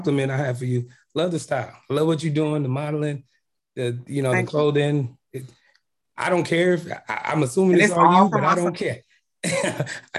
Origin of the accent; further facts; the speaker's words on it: Chicago, Illinois, United States; moved away as an adult; now in Houston, United States; We're actually Midwest. We're from Chicago. We've been in Houston for about four years.